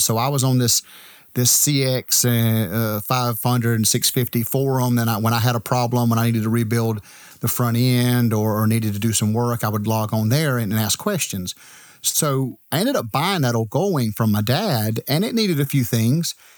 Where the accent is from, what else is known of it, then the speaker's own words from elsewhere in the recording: Edgefield, South Carolina, United States; I'm from Edgefield, South Carolina